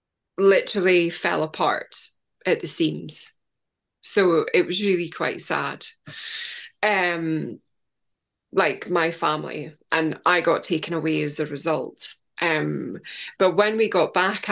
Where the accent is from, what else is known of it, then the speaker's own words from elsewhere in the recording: Scotland, United Kingdom; I know I'm Scottish